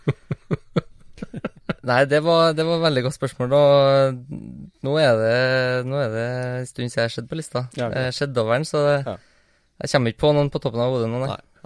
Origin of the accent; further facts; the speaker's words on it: Trondheim, Trøndelag, Norway; på Heimdal. Ja. Der jeg kommer fra.